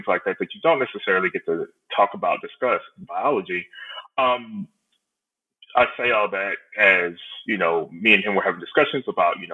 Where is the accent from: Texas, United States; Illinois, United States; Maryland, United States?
Texas, United States; Houston; moved away; I'm originally from Houston, Texas, or right outside of Houston, Texas